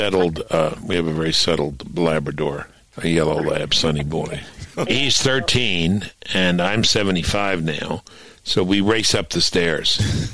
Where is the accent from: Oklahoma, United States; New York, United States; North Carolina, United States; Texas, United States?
New York, United States; New York City; moved away; he's from Queens, I'm from Brooklyn, we talk the same language.